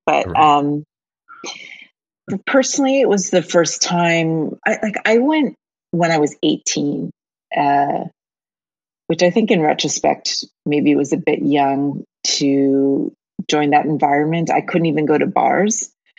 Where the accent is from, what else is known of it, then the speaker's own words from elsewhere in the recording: Dartmouth, Nova Scotia, Canada; My mother always cringes when I say I'm from Halifax because it's across the harbor.